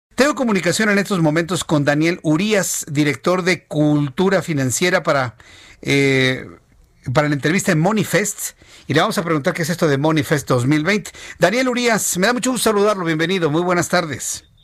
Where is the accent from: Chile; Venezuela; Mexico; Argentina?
Mexico; como sociedad mexicana